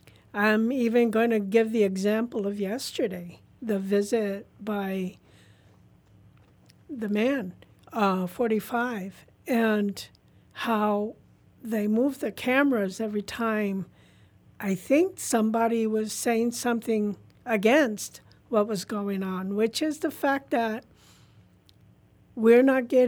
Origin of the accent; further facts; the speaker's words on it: California, United States; also born or lived in Puerto Rico; I'm from Puerto Rico, born in Puerto Rico. I'm an Army brat, so I was raised here in California. So I consider myself a Cali Rican.